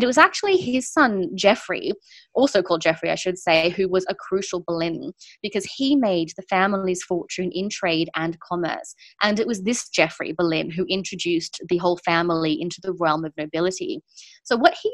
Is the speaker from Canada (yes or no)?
no; Sydney, New South Wales, Australia; moved away as an adult; now in United Kingdom; I'm from Sydney originally